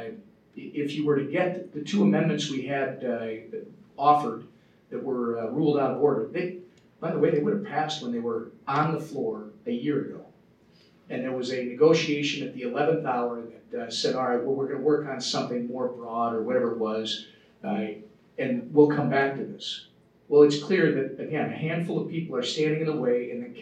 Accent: Midwest, United States; I'm a kid from the Midwest.

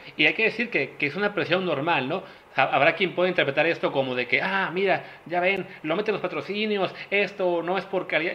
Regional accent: Mexico; como mexicanos

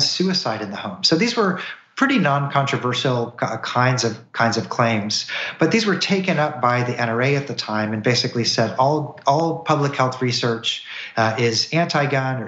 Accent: Missouri, United States; now in Tennessee, United States; I'm from Missouri. I live in Tennessee now

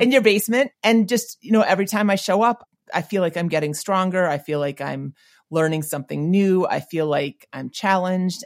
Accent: Minnesota, United States; moved away; I grew up not in St. Paul, but in Minnesota.

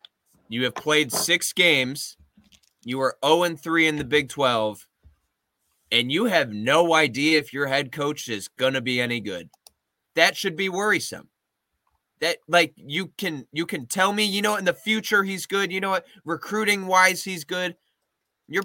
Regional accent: Michigan, United States; I am from Michigan.

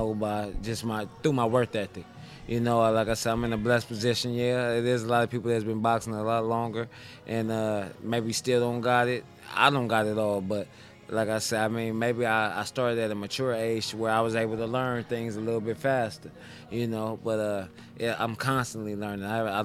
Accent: Southern California, United States; also born or lived in Compton, California / Palmdale, California / Pacoima, California; now in Las Vegas, United States; I'm from Southern California, Compton, California, Palmdale, Pacoima. I'm all over the southern part of Cali

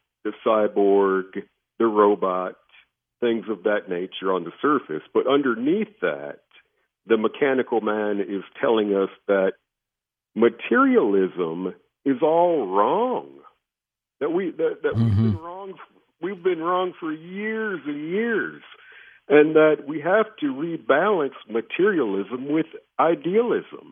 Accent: United States; as an American population with Silicon Valley and all of our great entrepreneurs

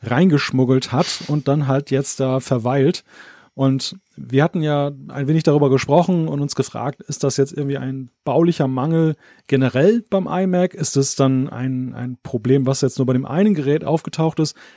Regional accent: West Germany, Germany; bei uns im Westen ist es halt dann halt so, es wurde unglaublich viel wegrationalisiert in den Jahrzehnten, weil die, die Westdeutschen ja total auf ihre Autos abgefahren

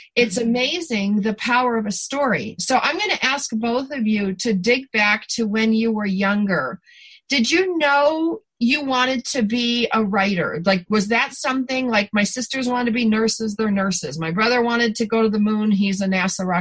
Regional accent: East Coast, United States; moved away; growing up on the East Coast, up near the Canadian border, very moist, very lakey

